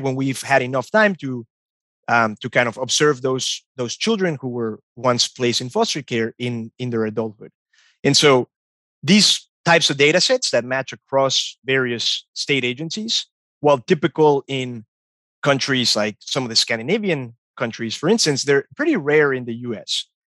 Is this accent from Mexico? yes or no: yes; Mexico; moved away; growing up in Mexico